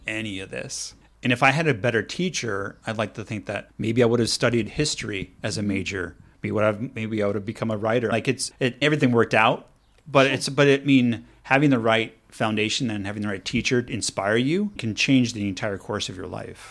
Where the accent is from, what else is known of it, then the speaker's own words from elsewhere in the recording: Los Angeles, California, United States; now in Pasadena, United States; I'm from Los Angeles, so I'm a, not a native Pasadena person, but the reason why I moved to Pasadena is 'cause it had more history.